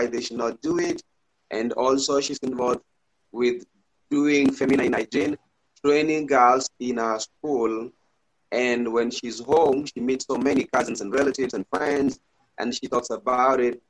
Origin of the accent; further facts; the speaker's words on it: Kisii, Kisii County, Kenya; I'm from Kenya in a place called Kisii, Kenya in East Africa